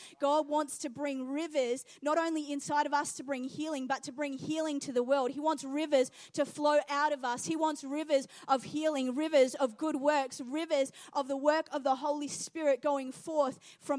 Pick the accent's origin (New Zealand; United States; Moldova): New Zealand; When I was younger, over in New Zealand, I grew up in New Zealand, and we used to go over to our friend's house